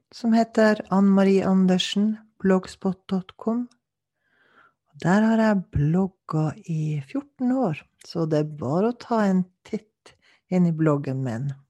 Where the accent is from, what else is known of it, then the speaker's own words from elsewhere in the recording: Kautokeino, Finnmark, Norway; now in Alta, Norway; jeg kommer fra Finnmark, Kautokeino opprinnelig. Jeg bor i Alta.